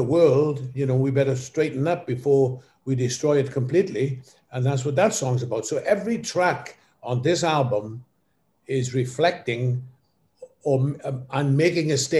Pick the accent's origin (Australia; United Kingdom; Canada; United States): United Kingdom; Wales; moved away; also born or lived in Cardiff / London; when I was growing up in Wales